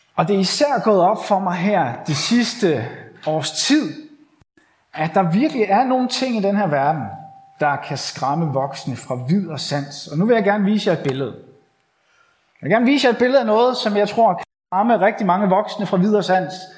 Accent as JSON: {"language": "Danish", "area": "Bornholm", "region": "Capital Region of Denmark", "country": "Denmark", "moved": "yes", "said": "jeg er forhenværende bornholmer"}